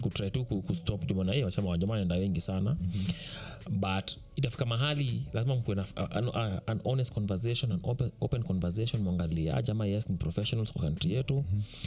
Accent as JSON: {"language": "Swahili", "country": "Kenya", "said": "mimi kama mkenya"}